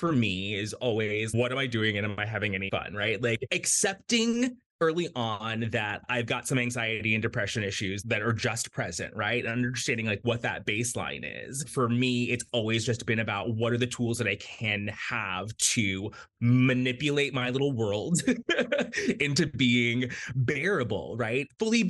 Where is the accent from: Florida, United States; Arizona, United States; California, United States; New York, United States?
Florida, United States; also born or lived in Jamaica / United Kingdom; I was born in Jamaica. I grew up in South Florida, lived in a lot of different places.